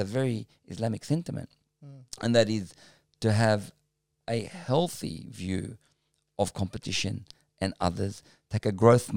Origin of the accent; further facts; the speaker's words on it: Sydney, New South Wales, Australia; also born or lived in Melbourne, Victoria; I grew up in Guildford, Auburn, Parramatta, Sunshine West, Broadmeadow